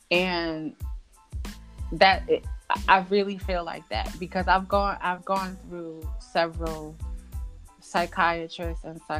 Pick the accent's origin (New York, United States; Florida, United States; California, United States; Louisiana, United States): New York, United States; you know I'm from New York, New Jersey area